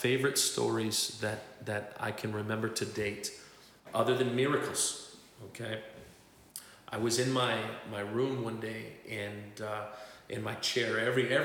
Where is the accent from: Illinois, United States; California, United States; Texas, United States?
Illinois, United States; Zion; moved away as an adult; also born or lived in Tlajomulco de Zuniga, Mexico; now in Mexico; Zion was my hometown